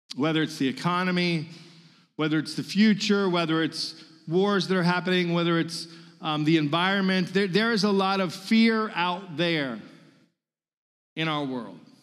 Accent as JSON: {"language": "English", "region": "Virginia", "country": "United States", "moved": "as an adult", "lives_now": "Mississippi, United States"}